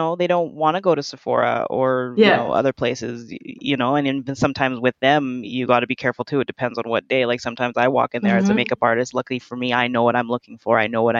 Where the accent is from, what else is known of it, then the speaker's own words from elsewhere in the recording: Canada; born there; Well, I was born in Canada, but my parents are both Jamaican.